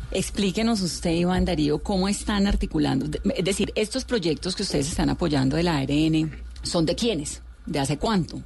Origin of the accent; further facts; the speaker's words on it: Colombia; como colombiano y como periodista